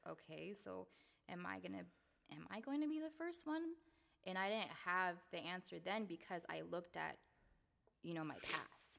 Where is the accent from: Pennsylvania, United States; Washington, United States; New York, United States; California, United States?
Washington, United States; Seattle; also born or lived in Salt Lake City, Utah; I was born in Salt Lake City, Utah, um, but I moved to Seattle when I was two, so I've been here all my life